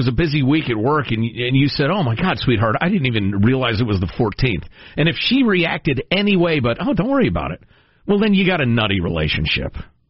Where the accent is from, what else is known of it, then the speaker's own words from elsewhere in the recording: Chicago, Illinois, United States; Look, as a Chicagoan and a glutton, I'm here to tell you, people look at the sauce as an afterthought.